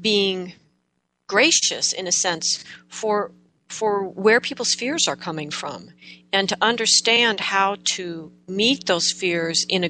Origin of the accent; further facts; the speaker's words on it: Oregon, United States; I grew up in Oregon, which is very forested